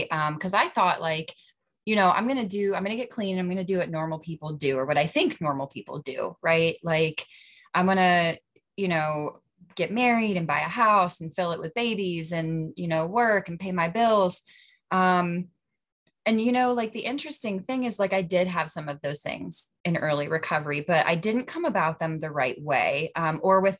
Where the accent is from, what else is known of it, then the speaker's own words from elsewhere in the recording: Central Western Pennsylvania, United States; I'm from Central Western PA.